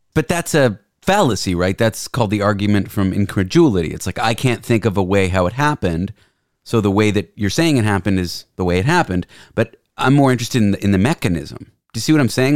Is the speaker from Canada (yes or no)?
yes; Canada; moved away as an adult; now in San Francisco, United States; I'm Canadian